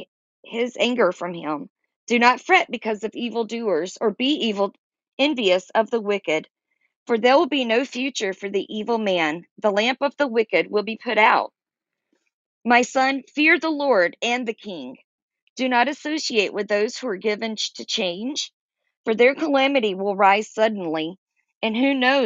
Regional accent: Georgia, United States; also born or lived in Florida / North Carolina / South Carolina; I'm a Southerner. I grew up in Georgia, lived in Florida. I've lived in North Carolina and South Carolina

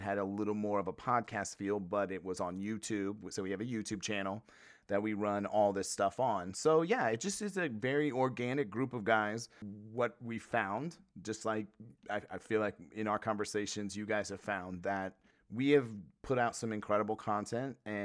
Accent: Midwest, United States; I'm from the Midwest

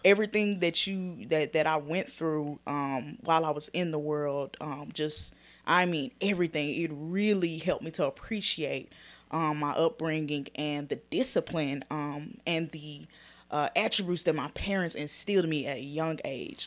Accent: Dallas, Texas, United States; I'm born and raised in Dallas

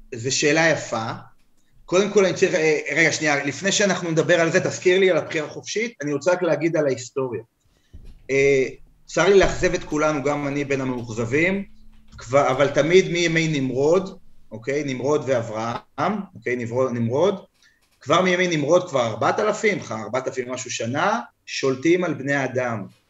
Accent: United States; אני אמריקאי. לא הצבעתי, אבל אני אמריקאי

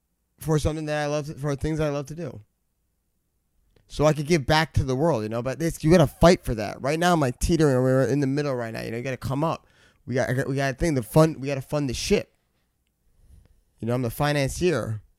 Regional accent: Guyana; But we're West Indian because we're from Guyana.

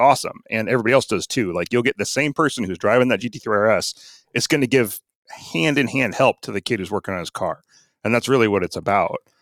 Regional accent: Arlington, Washington, United States; I grew up in Arlington, Washington, back before it had stoplights

